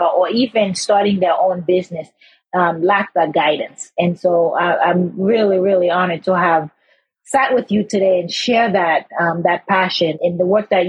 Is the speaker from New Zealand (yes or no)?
no; Haiti; now in United States; I'm from Haiti